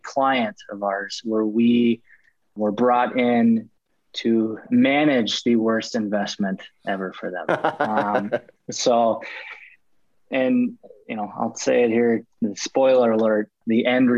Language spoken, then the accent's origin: English; Minneapolis, Minnesota, United States; I'm out of the Twin Cities here in Minnesota, Minneapolis, to be precise. I'm a simple Midwest boy